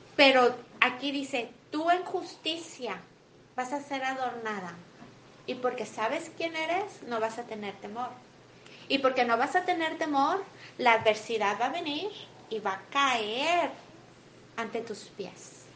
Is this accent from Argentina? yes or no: no; Mexico; now in United States; Soy mexicana